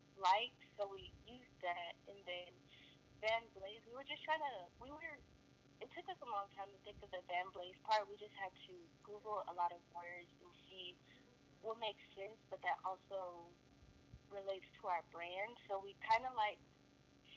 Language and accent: English; San Francisco, California, United States; I am from the Bay Area, San Francisco, California